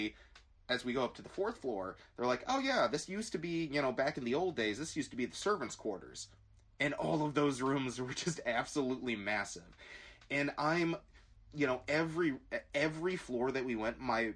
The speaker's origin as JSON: {"language": "English", "town": "Glen Ellyn", "region": "Illinois", "country": "United States", "tie": "born or raised there", "said": "we grew up in Glen Ellen"}